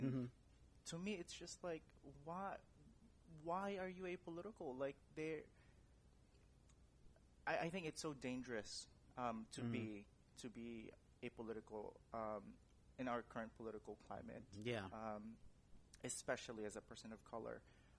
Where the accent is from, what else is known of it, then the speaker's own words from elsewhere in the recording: San Francisco, California, United States; you know, living and growing up in San Francisco and, you know, living there again now